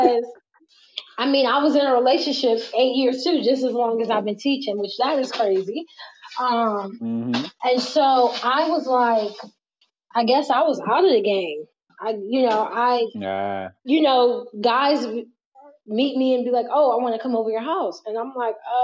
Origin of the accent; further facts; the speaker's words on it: Virginia, United States; I'm from Virginia